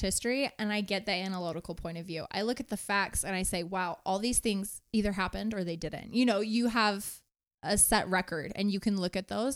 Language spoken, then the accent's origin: English; Salem, Oregon, United States; moved away; I grew up in Salem, Oregon